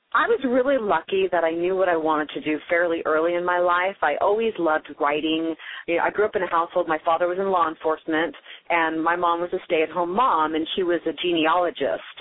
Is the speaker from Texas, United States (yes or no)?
no; Carmichael, California, United States; also born or lived in Oakland, California / Denver, Colorado; I grew up in Carmichael, right near like Mercy San Juan Hospital. Um, I was originally born in Oakland, so I am a California girl, born in Oakland